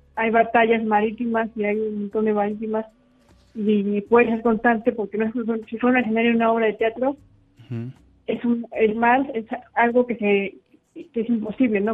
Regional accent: Puebla, Mexico; yo soy de Puebla

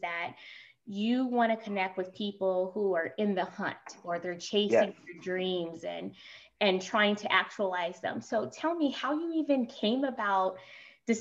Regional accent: Oakland, California, United States; I'm from East Oakland

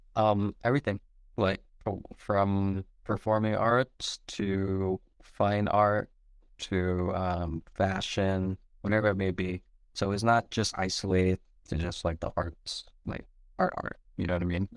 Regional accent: San Diego, California, United States; also born or lived in Michigan; I grew up in San Diego in Linda Vista

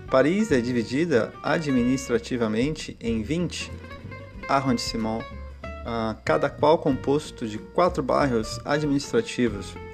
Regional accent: Santos, São Paulo, Brazil; born there; French is a second language; moved away as an adult; Je suis brésilien, né à Santos, C'est une ville au bord de la mer près de São Paulo. J'ai 40 ans

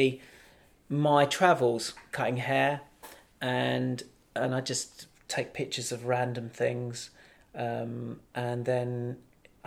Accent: London, United Kingdom; I grew up in Southeast London

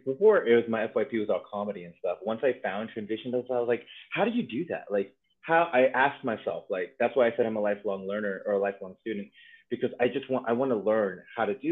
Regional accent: Maryland, United States; now in Washington State, United States; I am from Maryland, born and raised, but I'm currently living in Washington State

